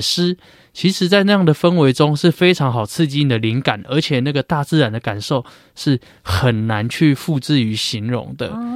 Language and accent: Chinese; Taiwan; 我们台湾这边